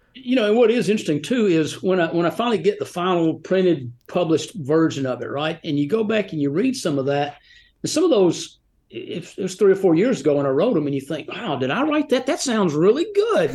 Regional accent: Rome, Georgia, United States; also born or lived in Atlanta, Georgia / Birmingham, Alabama / Nashville, Tennessee / Gatlinburg, Tennessee; now in Franklin, United States; I was born in Atlanta and grew up in Rome, Georgia

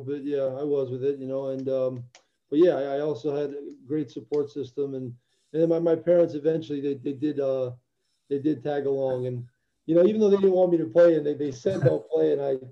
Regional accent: New Jersey, United States; also born or lived in Albania; I was born in Eastern Europe in Albania, and I came to the U.S. when I was 9 years old. Grew up in Jersey then

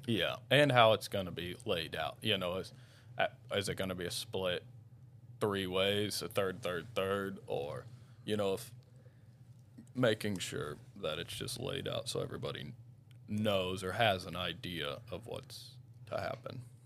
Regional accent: Owensville, Missouri, United States; also born or lived in St. Louis County, Missouri / Jackson Hole; I'm from Owensville, Missouri.

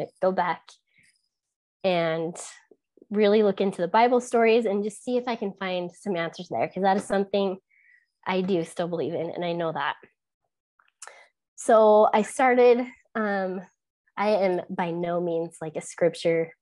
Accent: Utah, United States; growing up in Utah

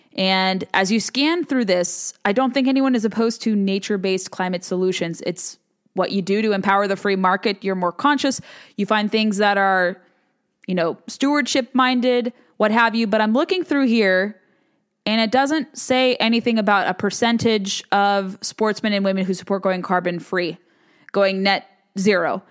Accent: the West, United States; moved away; I'm from the West

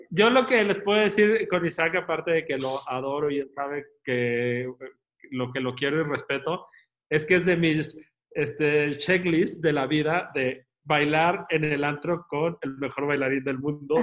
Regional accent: Guadalajara, Jalisco, Mexico; moved away as an adult; also born or lived in Spain; la ciudad donde yo crecí, que es el Teatro de Gollado en Guadalajara

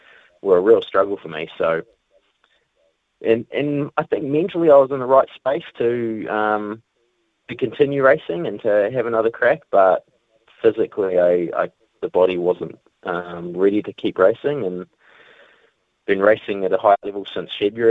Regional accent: New Zealand; I had that spot as a Kiwi rider

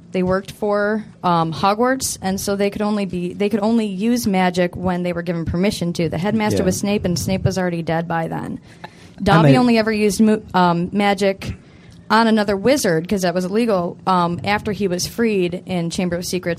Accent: Canton, Michigan, United States; I'm from Canton, Michigan, not Ohio.

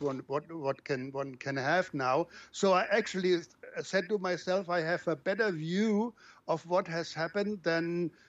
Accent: Germany; now in Brazil; I live outside of my home country

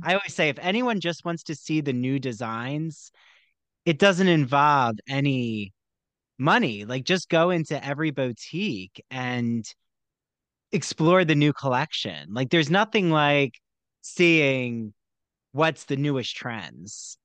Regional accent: New Jersey, United States; I grew up in South Jersey and right by Philly

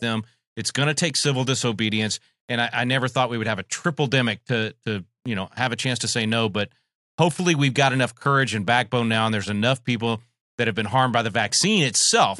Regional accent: Texas, United States; here in my home state of Texas

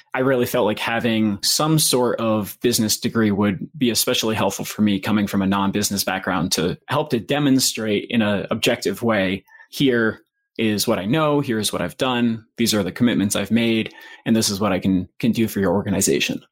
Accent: Maine, United States; moved away as an adult; also born or lived in Boston / Washington, District of Columbia, United States; I grew up in Maine, so I was back home for a little bit

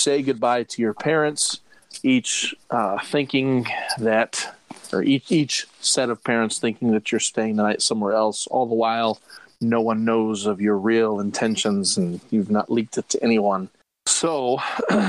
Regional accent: Midwest, United States; being a Midwesterner

